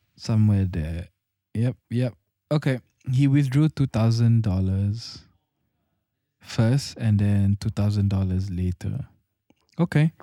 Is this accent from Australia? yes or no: no; Singapore; I'm a Singaporean